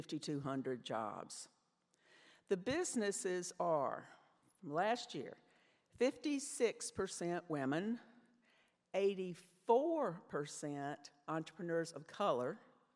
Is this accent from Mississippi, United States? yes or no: yes; Canton, Mississippi, United States; moved away as an adult; also born or lived in Georgia; I grew up in Canton, Mississippi.